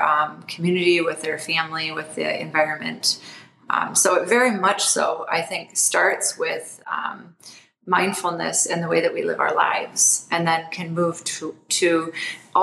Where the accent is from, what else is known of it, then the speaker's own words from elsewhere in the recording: Toledo, Ohio, United States; I grew up in Toledo, Ohio